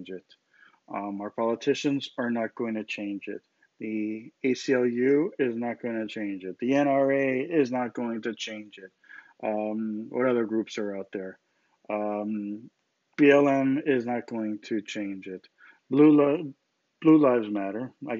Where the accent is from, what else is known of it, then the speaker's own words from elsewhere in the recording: United States; I'm an American. I was born in this country.